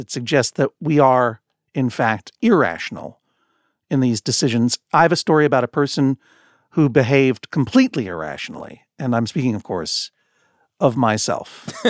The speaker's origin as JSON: {"language": "English", "region": "New England", "country": "United States", "said": "Sir, I'm from New England."}